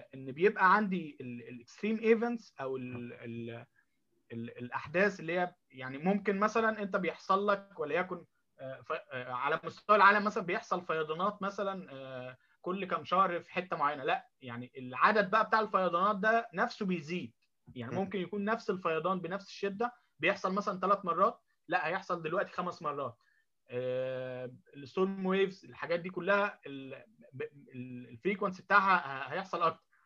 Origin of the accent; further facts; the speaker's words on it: Egypt; moved away as an adult; now in Tokyo, Japan; احنا كمصريين